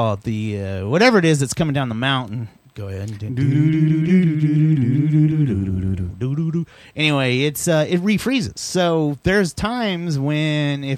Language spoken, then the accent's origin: English; Texas, United States; I'm from Texas